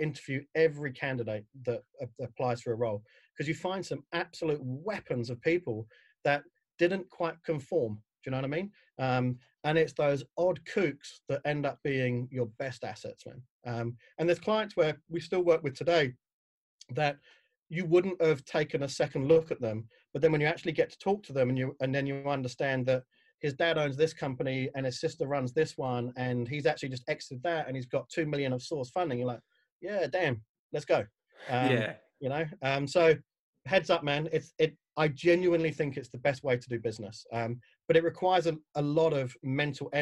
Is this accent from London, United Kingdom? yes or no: yes; London, United Kingdom; moved away as an adult; now in New Zealand; I'm a Pom. So I grew up in Southeast London. I moved over here about 12, 14 years ago.